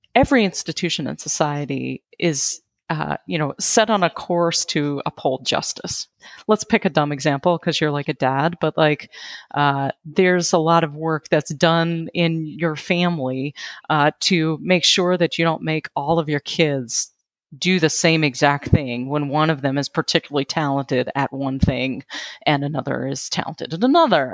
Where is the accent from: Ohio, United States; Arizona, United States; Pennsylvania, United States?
Pennsylvania, United States; Western; I'm from Western Pennsylvania